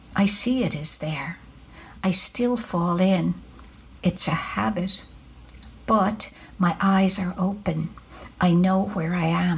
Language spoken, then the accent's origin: English; Ireland; now in United States; growing up in Ireland, it was easy to do that with all of the Catholicism